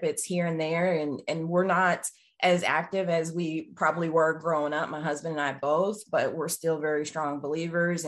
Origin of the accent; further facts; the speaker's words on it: just outside of Dallas, Texas, United States; moved away as an adult; also born or lived in Atlanta, Georgia / Northampton, Massachusetts; I grew up just outside of Dallas, Texas